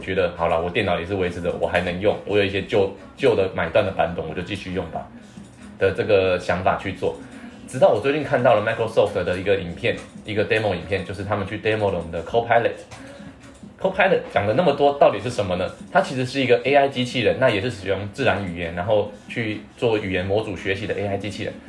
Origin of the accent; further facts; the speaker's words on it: Taiwan; 不要以为我们台湾人的科技力比那么强，